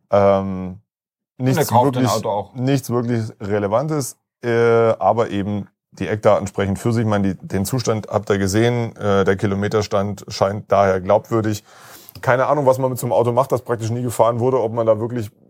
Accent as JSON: {"language": "German", "town": "Balingen", "region": "Baden-Württemberg", "country": "Germany", "said": "wo ich herkomme."}